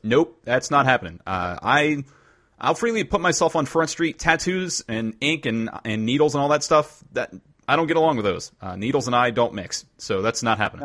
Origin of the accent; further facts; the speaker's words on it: Lynchburg, Virginia, United States; moved away; a hashtag real parenting story from my hometown.